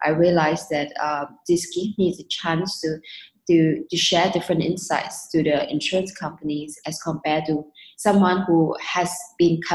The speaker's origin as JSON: {"language": "English", "country": "Singapore", "also_born_or_lived": "London, United Kingdom", "said": "I moved back to Singapore from London back in 2013. Mainly was because of my family"}